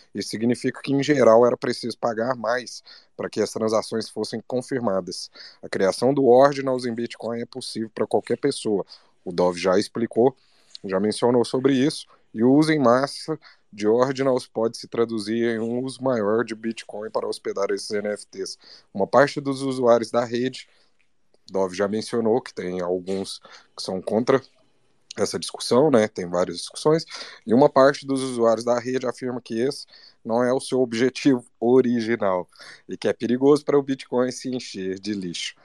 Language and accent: Portuguese; Minas Gerais, Brazil; sou de Minas